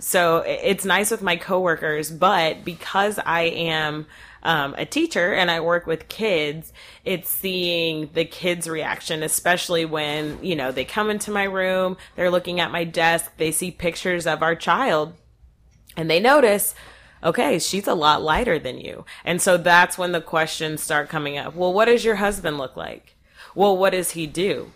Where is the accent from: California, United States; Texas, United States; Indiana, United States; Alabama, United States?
Texas, United States; North; I grew up here in North Texas